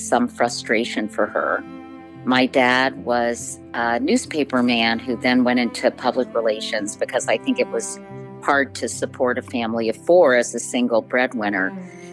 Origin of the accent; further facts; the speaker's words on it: Arlington, Virginia, United States; I grew up in Arlington, Virginia, in a suburb just outside Washington, D.C.